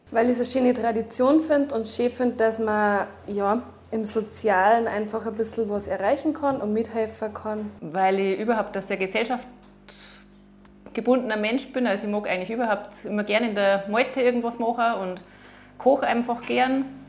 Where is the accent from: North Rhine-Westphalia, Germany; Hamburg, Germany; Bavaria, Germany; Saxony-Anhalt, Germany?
Bavaria, Germany; Rotthalmünster; bei uns in Rottal-Münster